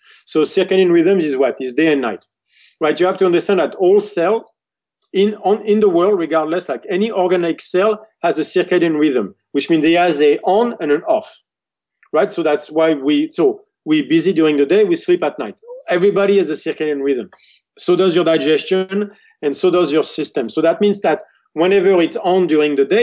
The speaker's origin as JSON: {"language": "English", "country": "France", "tie": "born or raised there", "said": "growing up in France, the best place is when my grandmother is cooking and I'm talking to her."}